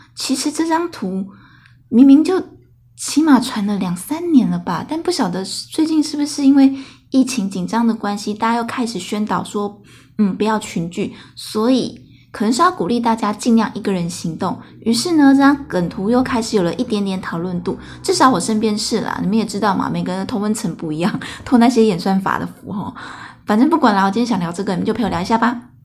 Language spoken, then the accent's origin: Chinese; Taiwan; 我从德国搬回台湾的时候